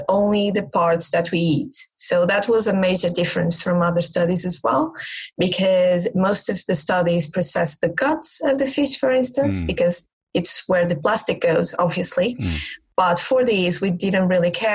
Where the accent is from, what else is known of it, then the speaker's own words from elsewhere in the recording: Portugal; now in Exeter, United Kingdom; I'm from Portugal.